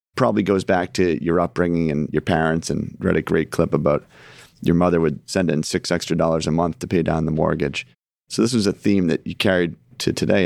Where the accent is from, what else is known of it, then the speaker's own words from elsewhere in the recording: Scituate, Massachusetts, United States; we grew up in Situate